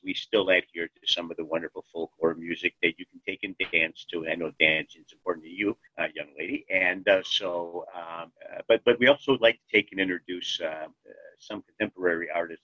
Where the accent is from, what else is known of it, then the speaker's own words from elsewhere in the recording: Cleveland, Ohio, United States; I was born in Cleveland, Ohio, just like my wife, Connie